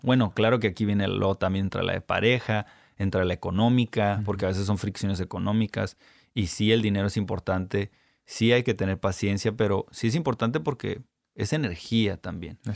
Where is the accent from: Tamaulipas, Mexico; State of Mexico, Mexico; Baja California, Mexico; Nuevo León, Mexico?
Baja California, Mexico; Ensenada; also born or lived in United States / South America; now in Tijuana, Mexico; Yo nací aquí en Tijuana, me crié en Ensenada hasta los 17 años